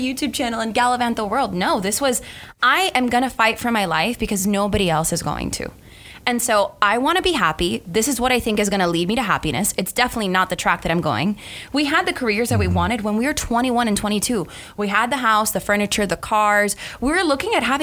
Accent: Miami, Florida, United States; moved away as an adult; I was born and raised in Miami to Cuban parents

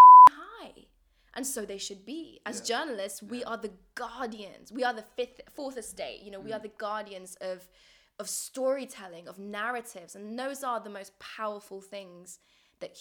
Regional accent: Kabul, Afghanistan; moved away; in my hometown of Kabul

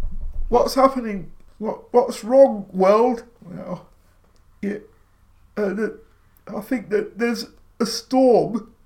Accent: East Midlands, United Kingdom; In the East Midlands.

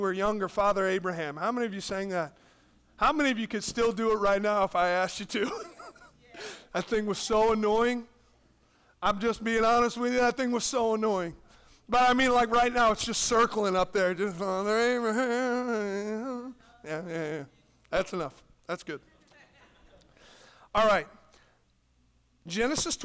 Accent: United States; we're American

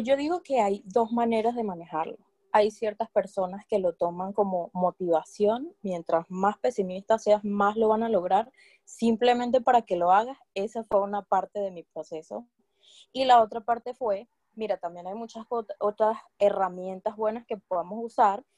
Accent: Barquisimeto, Lara, Venezuela; moved away as an adult; now in London, United Kingdom; yo también soy venezolana, soy guara del estado Lara de Barquisimeto

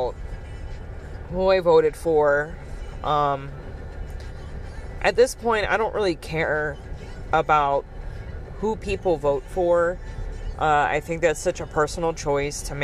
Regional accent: United States; in the United States, being an American citizen

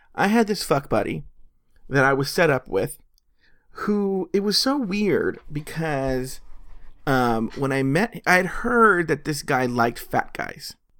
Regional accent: Los Angeles, California, United States; I'm from Los Angeles

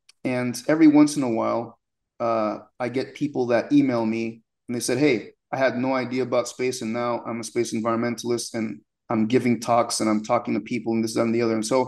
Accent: United States; born there; When I was born in the United States, my mom from Haiti, my father from Sierra Leone, but they got divorced when I was like 2 years old

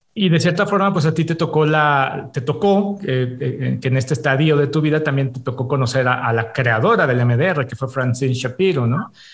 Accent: Mexico; decimos los mexicanos, de aquí soy

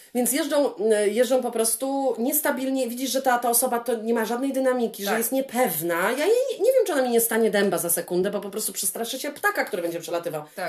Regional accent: Poland; moved away; Jestem z Polski

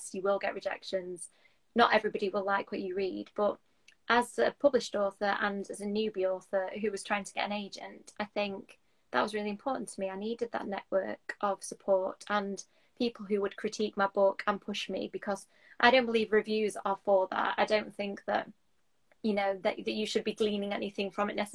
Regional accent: Doncaster, Yorkshire and the Humber, United Kingdom; I'm from Doncaster in South Yorkshire

